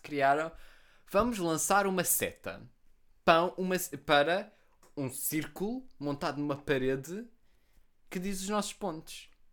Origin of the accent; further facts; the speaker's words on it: Almada, Setúbal, Portugal; eu vivo em Almada, eu sou de Almada. Okay. Eu não sou de Portugal, eu sou de Almada.